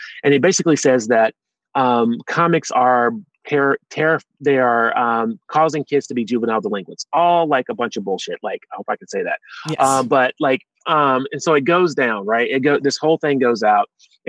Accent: the South, United States; I'm from the South, you put red drink in that picture

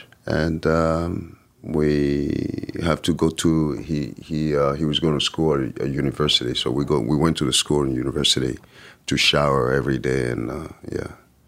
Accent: France; also born or lived in Lyon; growing up in France and thinking that I knew better.

